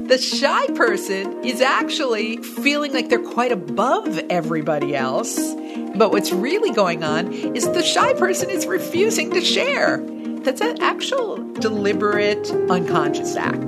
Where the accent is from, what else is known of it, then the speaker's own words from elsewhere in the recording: United States; I'm American, U S A American